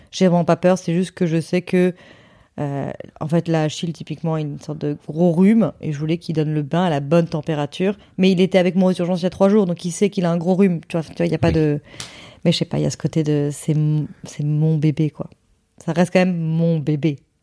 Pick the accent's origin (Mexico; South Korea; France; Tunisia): France; Hossegor, Nouvelle-Aquitaine; moved away; dans le sud-ouest chez moi à Osgore